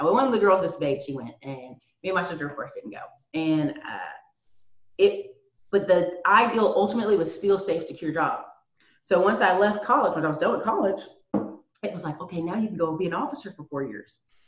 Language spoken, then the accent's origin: English; North Carolina, United States; also born or lived in Alaska / Tennessee / Maryland; So a lot of people know I'm from the Carolinas, but I was a military kid, so I lived in Alaska. Lived in Tennessee, lived in Maryland a bit, but mostly North Carolina.